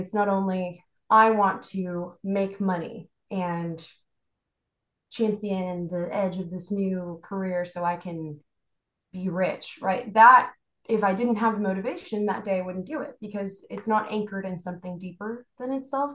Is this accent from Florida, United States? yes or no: no; Houston, Texas, United States; also born or lived in Bogota, Colombia; I was born in Bogota, Colombia, and then I moved here and been raised here in Houston for quite some time, bounced around Texas a little bit, but mostly in Houston now